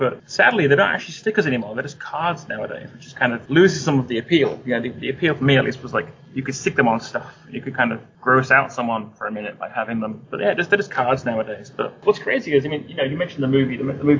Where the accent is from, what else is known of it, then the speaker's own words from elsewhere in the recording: England, United Kingdom; because of course we can't have ninjas, we're English, right?